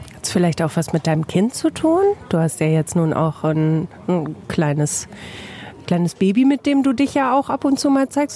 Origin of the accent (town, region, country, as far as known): Bielefeld, North Rhine-Westphalia, Germany